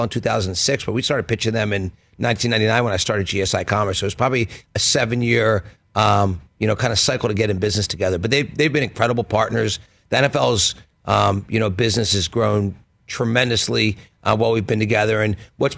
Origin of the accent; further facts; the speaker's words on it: Philadelphia, Pennsylvania, United States; I grew up in Philly.